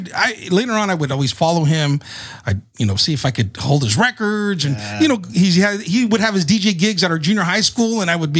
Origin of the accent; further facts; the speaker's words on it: Salinas, California, United States; also born or lived in Fort Ord, California; I'm originally from the Central Coast, Central California, Salinas, California. All right. The lettuce capital of the world. That's where I grew up in. I like to tell people I'm from the Tierra of the Salinas Valley.